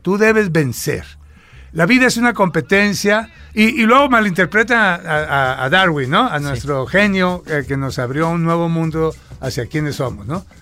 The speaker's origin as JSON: {"language": "Spanish", "region": "Sinaloa", "country": "Mexico", "tie": "born or raised there", "moved": "yes", "said": "nací en Sinaloa"}